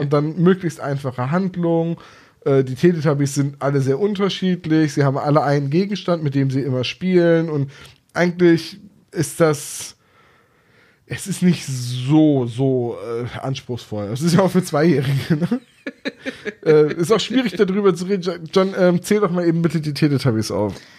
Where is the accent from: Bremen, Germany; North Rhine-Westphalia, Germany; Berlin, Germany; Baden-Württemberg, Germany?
Bremen, Germany; ich, bin Bremer